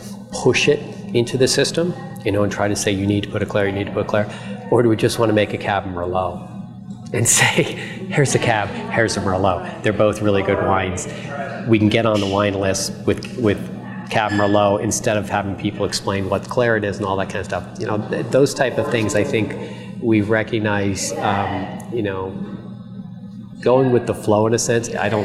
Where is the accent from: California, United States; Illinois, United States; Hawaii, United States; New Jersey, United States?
New Jersey, United States; we came from New Jersey, okay, the most densely populated state in the United States.